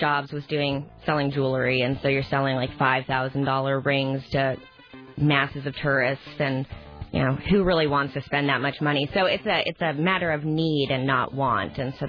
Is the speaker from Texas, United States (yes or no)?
no; Alaska, United States; since I'm from Alaska, and so where we were living, it's a little ways out there.